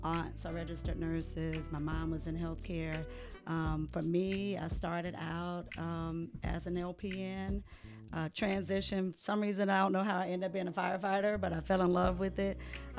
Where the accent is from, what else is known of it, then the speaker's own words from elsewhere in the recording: upstate New York, United States; moved away; also born or lived in Jamaica / Rochester, New York; Grew up pretty much upstate New York. Family primarily is from here and Green Cove, a little bit further south, and Jacksonville.